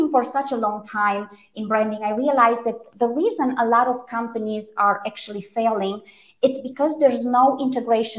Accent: Romania; first language Romanian; English is a second language; moved away; also born or lived in Germany; So Romanian, I was born in Romania. German was my second language

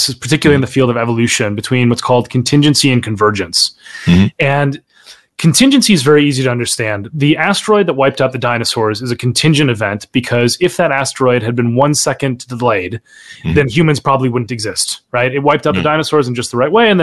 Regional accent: Minnesota, United States; I grew up in Minnesota, born and raised Minnesotan

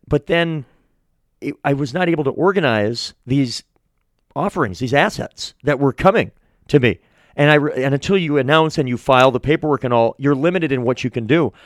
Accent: Manchester, New Hampshire, United States; also born or lived in Portsmouth, New Hampshire; I'm a born and bred New Hampshire guy. I'm from Manchester.

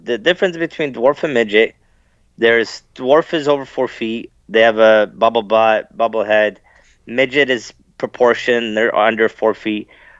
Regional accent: London, Ontario, Canada; also born or lived in Sarnia; I was the only little person in four schools growing up in London, Ontario, Sarnia.

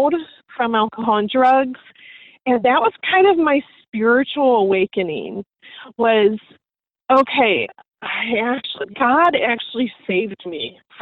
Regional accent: Ohio, United States; moved away as an adult; now in Clearwater, United States; I was born and raised in Ohio

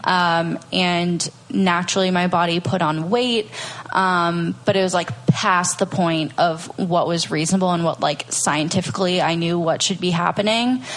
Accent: Minnesota, United States; moved away as an adult; also born or lived in Venice Beach, California; now in Austin, United States; I'm originally from Minnesota

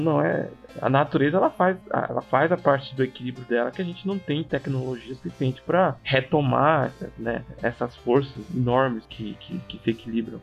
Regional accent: Maranhão, Brazil; chega até o Maranhão, que é o meu estado natal

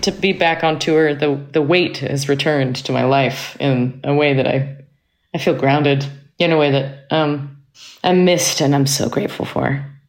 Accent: Cambridge, Massachusetts, United States; also born or lived in Manhattan, New York; now in North Carolina, United States; I was, uh, born in Manhattan and I grew up in Cambridge, Massachusetts. Uh, I now live in North Carolina

